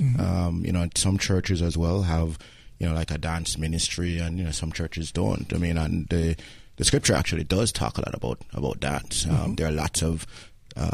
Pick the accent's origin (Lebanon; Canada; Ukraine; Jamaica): Jamaica; Kingston; where I grew up in Kingston, which is actually the capital, I also grew up in a big church in Kingston